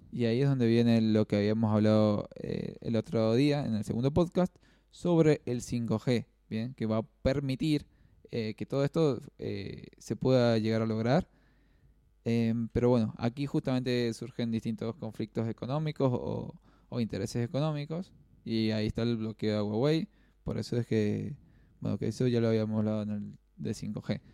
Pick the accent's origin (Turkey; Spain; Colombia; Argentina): Argentina; estamos siendo bastante generosos como sociedad, como argentinos